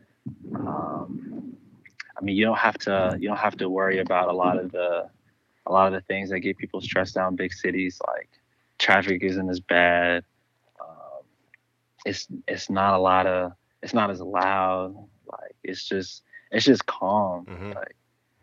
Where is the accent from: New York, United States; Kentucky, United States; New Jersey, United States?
Kentucky, United States; Louisville; moved away as an adult; now in Los Angeles, United States; Originally, I'm from Louisville, Kentucky.